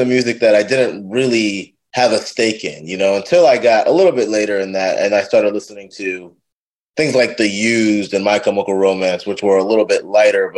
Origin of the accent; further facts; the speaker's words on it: Annapolis, Maryland, United States; moved away as an adult; also born or lived in Jamaica, Queens, New York / Richmond, Virginia; now in Chicago, United States; I grew up in Annapolis